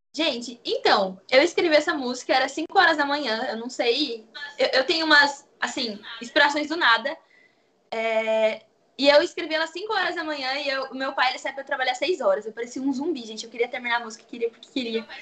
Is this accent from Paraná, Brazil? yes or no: no; Atibaia, São Paulo, Brazil; Eu sou do interior de São Paulo, da cidade de Atibaia